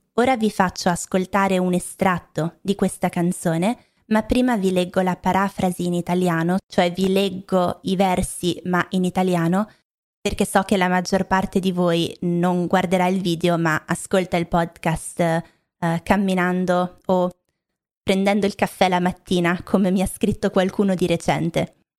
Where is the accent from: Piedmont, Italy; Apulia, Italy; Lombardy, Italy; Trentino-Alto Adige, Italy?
Lombardy, Italy; Milan; also born or lived in Rome; Io non sono romana, non sono di Roma, ma ehm, sono di Milano o vicino a Milano